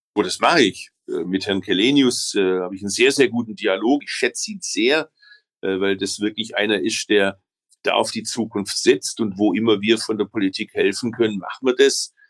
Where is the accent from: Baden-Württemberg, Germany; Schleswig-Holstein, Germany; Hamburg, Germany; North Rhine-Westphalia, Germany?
Baden-Württemberg, Germany; Stuttgart; also born or lived in Berlin; bei uns in Stuttgart